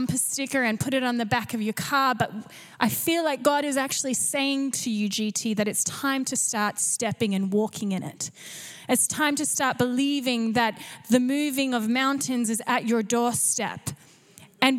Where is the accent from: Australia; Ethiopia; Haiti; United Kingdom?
Australia; Canberra, Australian Capital Territory; moved away as an adult; also born or lived in Gold Coast, Australia; now in North Vancouver, Canada; I grew up in Canberra, which is public servant, so working for the government.